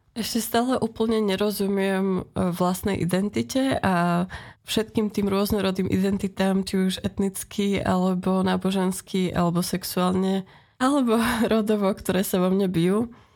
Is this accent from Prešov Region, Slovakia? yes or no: yes; Prešov, Prešov Region, Slovakia; Pochádzam z východného Slovenska, z Prešova.